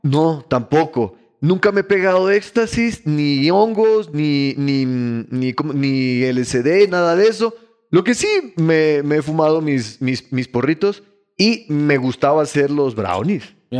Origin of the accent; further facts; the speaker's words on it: Ecuador; also born or lived in Bogotá, Colombia; Pero yo soy ecuatoriano